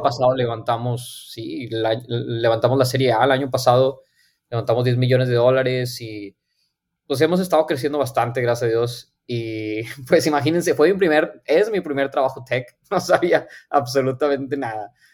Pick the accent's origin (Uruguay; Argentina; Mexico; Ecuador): Mexico; Monterrey, Nuevo León; moved away as an adult; also born or lived in Silicon Valley; soy de aquí de Monterrey, Nuevo León. Ahorita estoy viviendo aquí otra vez. Em, yo nací, crecí aquí toda mi vida